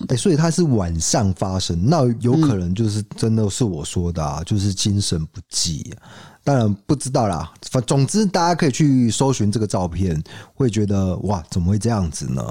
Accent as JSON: {"language": "Chinese", "region": "Kaohsiung", "country": "Taiwan", "said": "我们高雄人"}